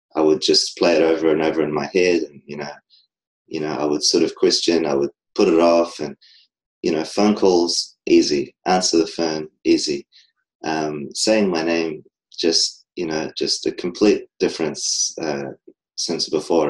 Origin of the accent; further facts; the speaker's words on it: New Zealand; I'm from New Zealand